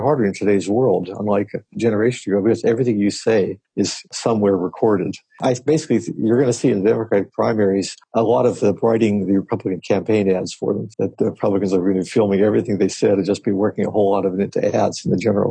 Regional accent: Latrobe, Pennsylvania, United States; moved away; I come from Western Pennsylvania, a town called Latrobe, Arnie Palmer's town, about 30 or 40 miles east of Pittsburgh.

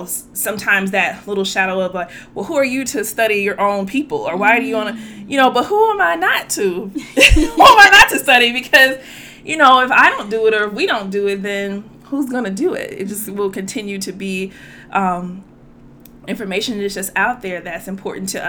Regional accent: Louisiana, United States; growing up in Louisiana

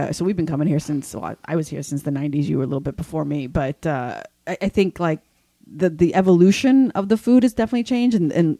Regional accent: New York, United States; we're from New York.

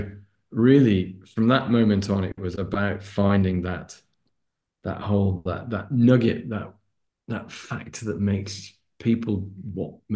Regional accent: Lancashire, on the border with Yorkshire, North West England, United Kingdom; I'm a northerner. I was born and brought up in just on the border between Lancashire and Yorkshire. I was on the Lancashire side

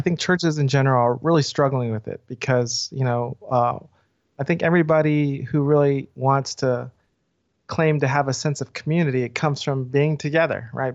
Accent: the South, United States; now in Atlanta, United States; I'm Korean American, and I've been in the South my whole life

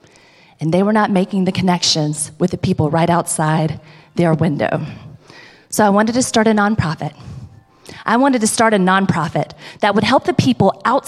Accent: South Georgia, United States; I grew up in South Georgia

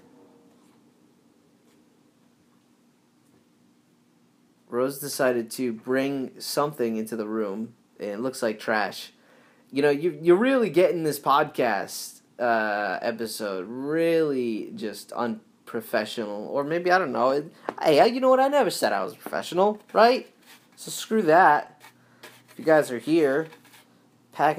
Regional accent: Northeast, United States; moved away as an adult; also born or lived in Southern California; Growing up in the Northeast

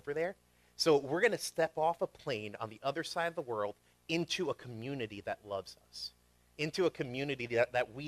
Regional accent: New York, United States; moved away as an adult; also born or lived in Syracuse, New York; now in Pennsylvania, United States; I grew up in New York

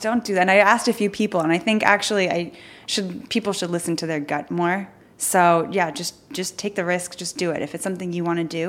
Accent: United States; now in Paris, France; I'm American and I speak decent French

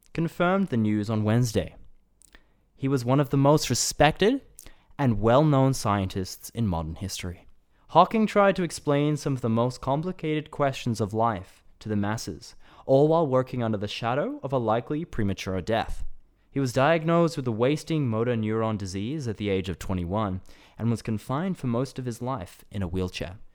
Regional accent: Brisbane, Queensland, Australia; moved away as an adult; now in Japan; I was born in Brisbane and grew up there, you know, and went to university there as well at a small college in Brisbane

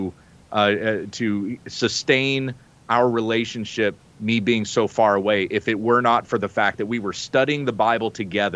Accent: the South, United States; also born or lived in the Midwest; growing up in the South and even in the Midwest

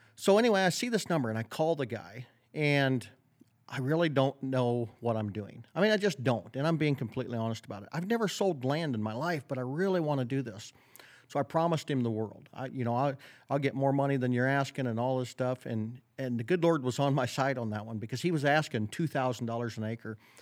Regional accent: Northwest Iowa, United States; I grew up in Northwest Iowa

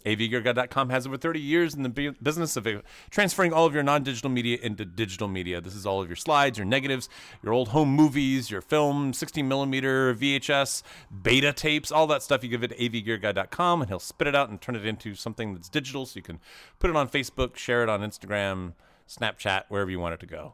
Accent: Knoxville, Tennessee, United States; moved away; I grew up in Knoxville, Tennessee

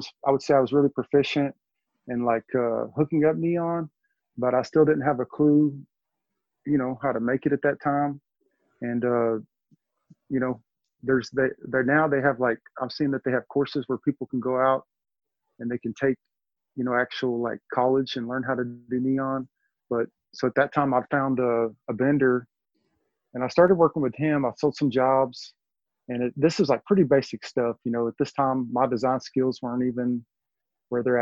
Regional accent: Texas, United States; now in Arkansas, United States; I'm from Texas.

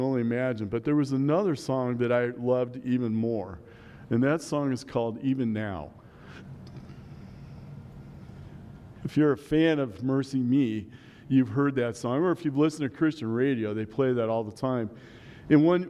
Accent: Omaha, Nebraska, United States; now in La Junta, United States; I grew up in Omaha

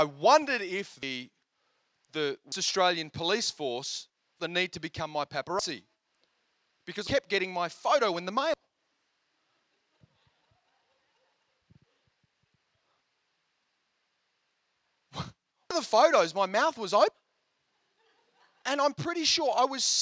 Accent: India; I'm Indian

